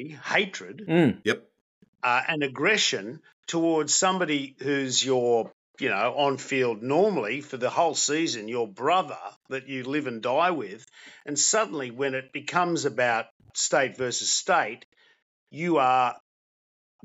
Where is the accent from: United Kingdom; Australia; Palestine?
Australia; Sydney, New South Wales; also born or lived in Brisbane; I grew up in Bondi